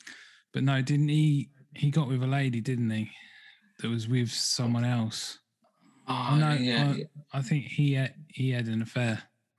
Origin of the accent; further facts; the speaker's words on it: England, United Kingdom; from England, rather than just ….